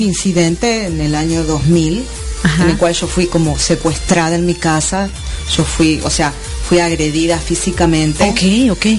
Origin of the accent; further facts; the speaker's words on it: Argentina; moved away as an adult; now in Miami, United States; salí de Argentina con 400 dólares